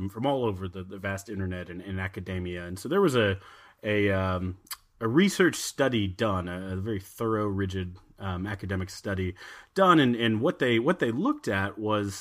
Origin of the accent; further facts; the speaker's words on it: Austin, Texas, United States; We're from Austin